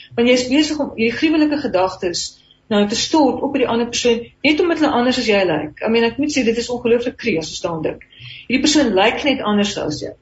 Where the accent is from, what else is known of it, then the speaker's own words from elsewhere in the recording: South Africa; Ons as Afrikaners